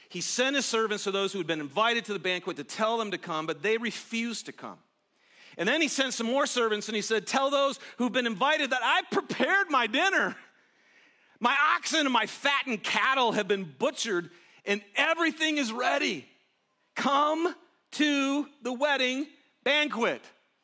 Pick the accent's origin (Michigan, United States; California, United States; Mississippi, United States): Michigan, United States; Detroit; I'm from Detroit. So about 50 people came from Detroit.